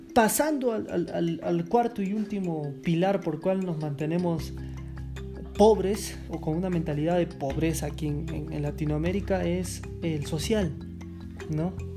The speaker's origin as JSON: {"language": "Spanish", "country": "Peru", "said": "Yo soy de Perú y, soy descendiente de la raza incaica"}